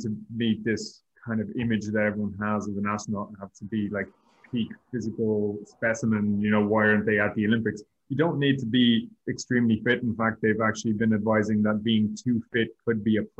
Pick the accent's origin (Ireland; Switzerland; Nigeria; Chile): Ireland; also born or lived in Madrid; I was doing 2 years as an Irish national trainee again with the European Space Agency